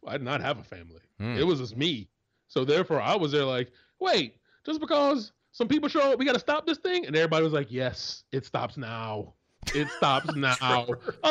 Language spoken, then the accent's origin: English; Winter Park, Florida, United States; He's from Apopka, and I'm from Winter Park, Florida.